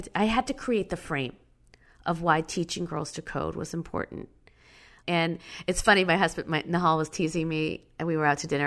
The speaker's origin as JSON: {"language": "English", "town": "Schaumburg", "region": "Illinois", "country": "United States", "tie": "born or raised there", "said": "I grew up in Schaumburg, Illinois, and the Midwest was not the place where you wanted to grow up brown"}